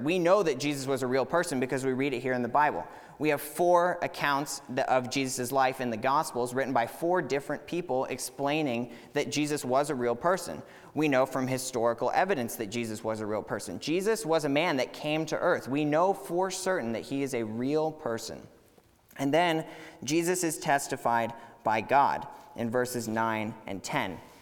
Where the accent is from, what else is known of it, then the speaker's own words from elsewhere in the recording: Katy, Texas, United States; moved away as an adult; I grew up here in Katy